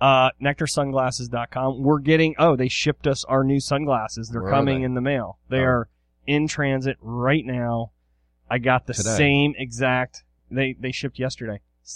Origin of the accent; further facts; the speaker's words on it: Eastern Shore, Maryland, United States; I grew up on the Eastern Shore